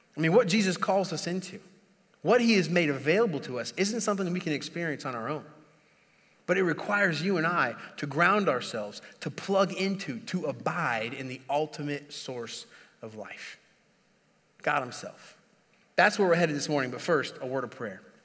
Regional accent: Indiana, United States; moved away; I'm, I'm originally from Indiana

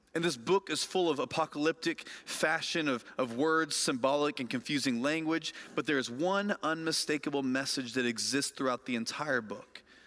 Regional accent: Lafayette, Indiana, United States; moved away; my hometown of Lafayette, Indiana

